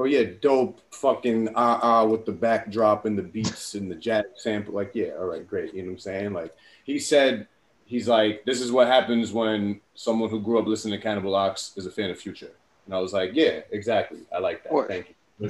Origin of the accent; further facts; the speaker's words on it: Bellmore, New York, United States; also born or lived in Queens, New York; I'm from Queens, grew up in Long Island.